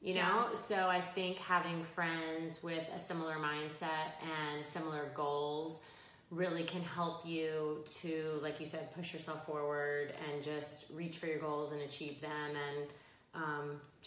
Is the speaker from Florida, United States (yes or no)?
yes; Pembroke Pines, Florida, United States; So I grew up in Pembroke Pines in Cooper City, which is just west of Fort Lauderdale.